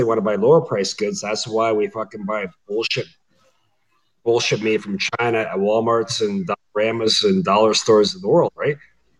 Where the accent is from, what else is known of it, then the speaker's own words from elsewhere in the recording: Canada; I'm a Canadian